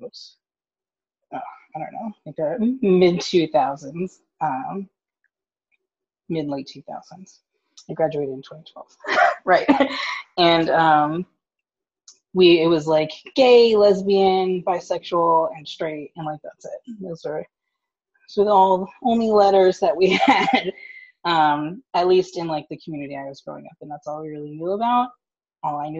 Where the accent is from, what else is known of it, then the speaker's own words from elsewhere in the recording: West Chester, Pennsylvania, United States; I am from Westchester, Pennsylvania, which is about 30, 45 minutes outside of Philly